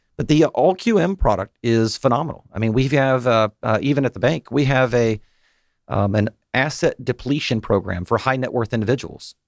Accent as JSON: {"language": "English", "town": "Chamblee", "region": "Georgia", "country": "United States", "said": "I am from, uh, here in Atlanta down in Chamblee"}